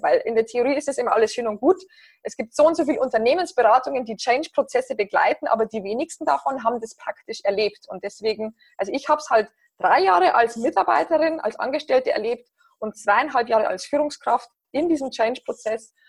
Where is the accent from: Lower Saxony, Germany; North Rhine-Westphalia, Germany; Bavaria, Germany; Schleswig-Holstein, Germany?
Bavaria, Germany; near Passau; accent: southern German; moved away as an adult; also born or lived in Berlin; Ihr hört es wahrscheinlich an meinem Akzent, ähm, dass ich aus Süddeutschland komme. Ich bin ursprünglich aus, aus der Nähe von Passau in Bayern